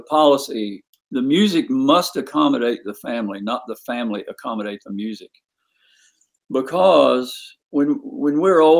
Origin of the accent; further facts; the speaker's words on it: Point Pleasant, West Virginia, United States; also born or lived in Chapmanville, West Virginia; Well, we met in the great state of West Virginia. I was born in Chapmanville.